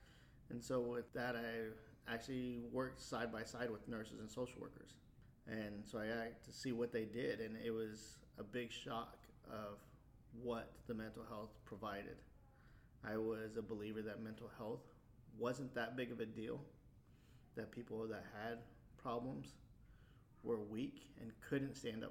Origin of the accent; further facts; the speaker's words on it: Wichita, Kansas, United States; moved away as an adult; also born or lived in Anchorage, Alaska; I'm from Wichita before I joined the military. And so Wichita was my home base.